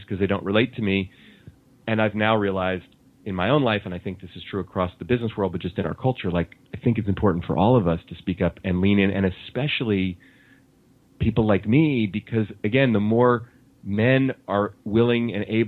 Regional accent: Oakland, California, United States; I grew up in Oakland and we didn't have a lot of money. Oakland, California, in the Bay Area

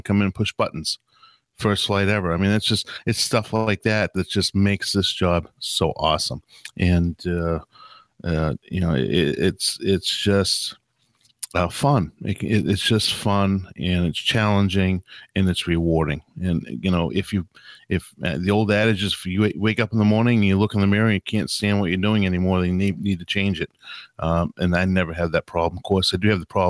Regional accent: Boston, Massachusetts, United States; I am an English colonist because I did come from Boston.

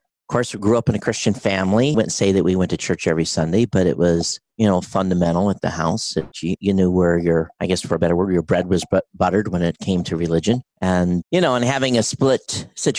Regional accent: Quincy, Michigan, United States; I grew up in Quincy, Michigan, which was a small rural community in southern Michigan

